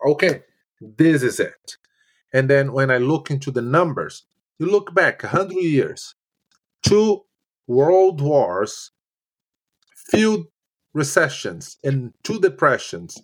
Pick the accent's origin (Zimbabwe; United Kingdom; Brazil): Brazil; English is a second language; moved away as an adult; now in Canada; I moved from Brazil in 2010. When I got here, I had no English and I had very basic French